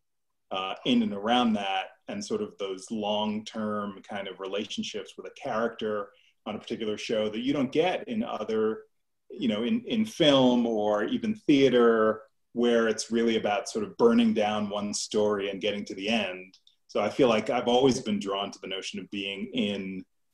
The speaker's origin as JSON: {"language": "English", "area": "Long Island", "region": "New York", "country": "United States", "tie": "born or raised there", "also_born_or_lived": "Brooklyn, New York"}